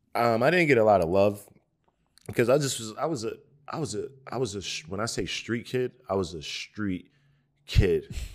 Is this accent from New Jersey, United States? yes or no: yes; Newark, New Jersey, United States; growing up in Newark, New Jersey, and the eighties and the early nineties